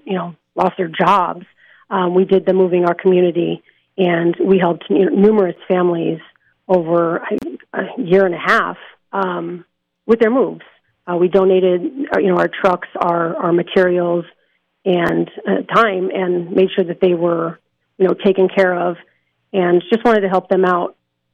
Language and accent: English; Las Vegas, Nevada, United States; I take pride in Las Vegas and, you know, being born and raised here